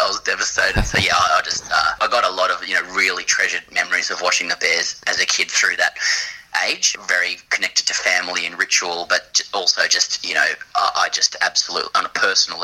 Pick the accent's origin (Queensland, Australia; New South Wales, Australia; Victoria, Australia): New South Wales, Australia; Sydney; I grew up in Ryde in Sydney.